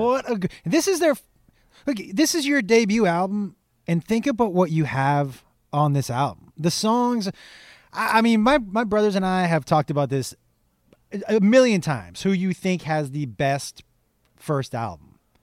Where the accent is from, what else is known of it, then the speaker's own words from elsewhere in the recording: Amherst, Massachusetts, United States; I grew up in Western Mass, which is kind of a small, in Amherst, which is a small town